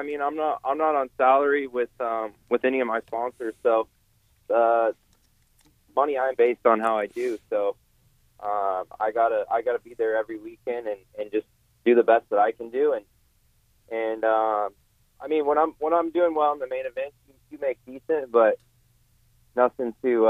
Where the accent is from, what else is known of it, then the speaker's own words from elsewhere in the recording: West Coast, United States; I mean, I'm from the West Coast, but I seem to do better when the tracks are more rutted up